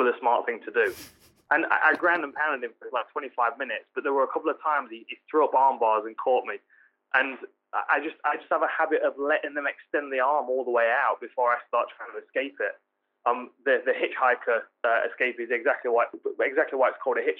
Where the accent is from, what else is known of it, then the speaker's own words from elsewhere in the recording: Nottingham, East Midlands, United Kingdom; my hometown, Nottingham